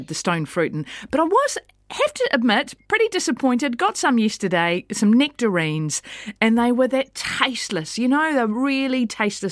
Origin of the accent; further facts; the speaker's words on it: Ashburton, Canterbury, New Zealand; I grew up in Ashburton